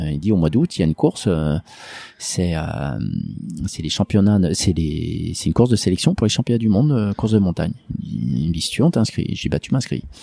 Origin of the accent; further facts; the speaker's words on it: Lyon, Auvergne-Rhône-Alpes, France; moi je suis lyonnais